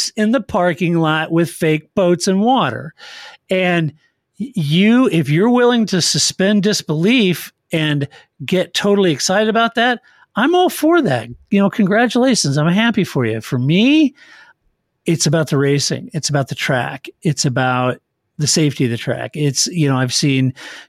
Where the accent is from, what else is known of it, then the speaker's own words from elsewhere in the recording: Kansas City, Missouri, United States; moved away; also born or lived in St. Louis, Missouri; I was born and raised in Kansas City.